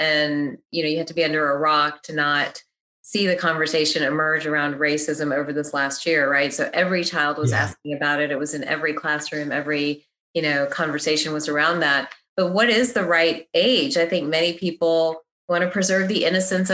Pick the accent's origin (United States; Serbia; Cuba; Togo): United States; the South; I grew up in the South